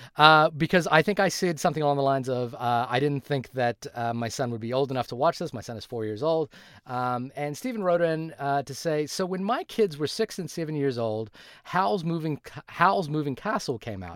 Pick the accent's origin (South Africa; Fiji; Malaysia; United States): Fiji; moved away; also born or lived in New Zealand; I grew up in Fiji, and when I moved to New Zealand